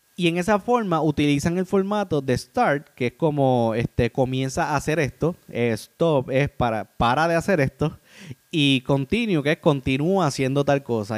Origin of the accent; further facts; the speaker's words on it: Puerto Rico; yo soy de Puerto Rico.